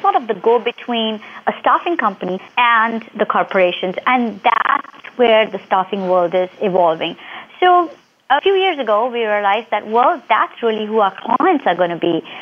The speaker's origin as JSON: {"language": "English", "country": "India", "tie": "born or raised there", "moved": "as an adult", "lives_now": "United States", "said": "I grew up in um, India"}